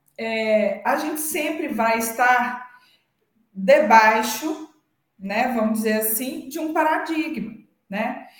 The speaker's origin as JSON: {"language": "Portuguese", "region": "Minas Gerais", "country": "Brazil", "said": "somos da mesma cidade, hum, é, temos registros culturais parecidos, somos mineiros"}